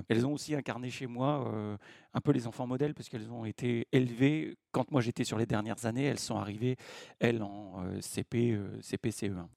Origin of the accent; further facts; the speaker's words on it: Dreux, Centre-Val de Loire, France; now in Eure, France; je suis né à Dreux et j'ai euh, fait mon école maternelle à saint lubin des longerets Donc, je suis un …